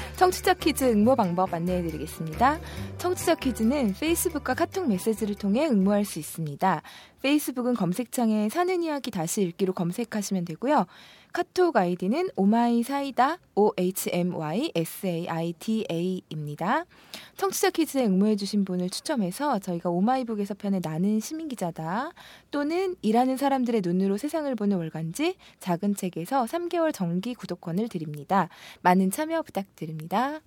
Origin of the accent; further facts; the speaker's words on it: Seoul, South Korea; 저는 운이 좋게도 서울에서 태어나서 서울에 집이 있는데